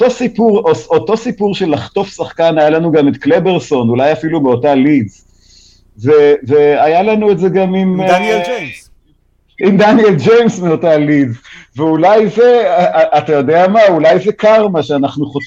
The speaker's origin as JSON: {"language": "Hebrew", "town": "Haifa", "region": "Haifa District", "country": "Israel", "said": "אז זהו, בתור חיפאי אני זוכר גם את זה."}